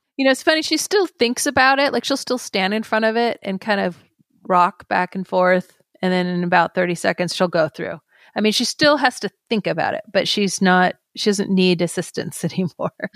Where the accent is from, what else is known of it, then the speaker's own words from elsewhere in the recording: Carmel Valley, California, United States; also born or lived in San Francisco; Then we would relocate back to my hometown in Carmel Valley